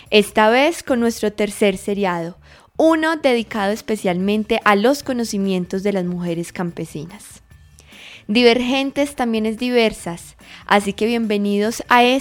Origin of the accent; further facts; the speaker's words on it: Colombia; Nosotros como colombianos